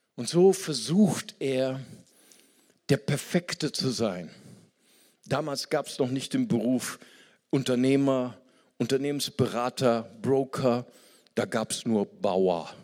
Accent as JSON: {"language": "German", "country": "Germany"}